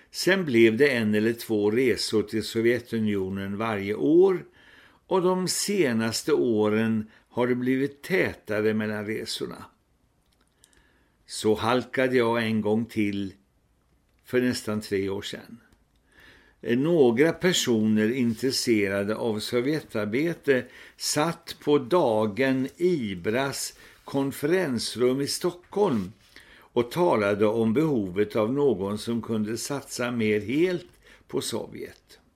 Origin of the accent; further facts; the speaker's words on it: India; Mitt missionsfält var ju Indien där jag växte upp som barn och sen också arbetade sammanlagt två år som missionär.